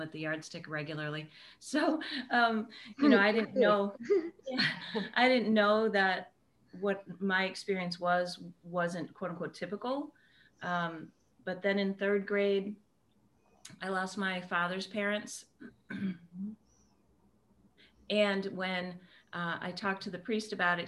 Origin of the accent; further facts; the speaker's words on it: Western Massachusetts, United States; you got to get about an hour and a half east of us before you hit the accent